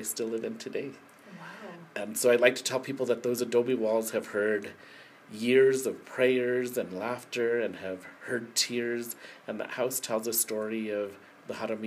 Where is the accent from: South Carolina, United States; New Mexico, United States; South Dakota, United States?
New Mexico, United States; Española; that's the home that my parents brought me to after I was born. So I was born in Española Presbyterian Hospital